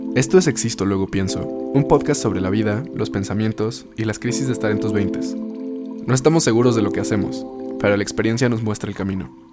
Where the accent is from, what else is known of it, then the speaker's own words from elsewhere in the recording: Mexico; como mexicanos tenemos muy arraigados muchos símbolos